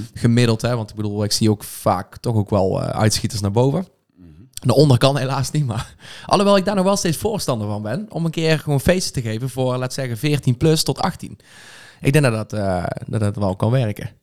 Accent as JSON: {"language": "Dutch", "town": "Veldhoven", "region": "North Brabant", "country": "Netherlands", "tie": "born or raised there", "also_born_or_lived": "Eindhoven", "said": "ik heb al heel mijn leven in Veldhoven gewoond. opgegroeid daar"}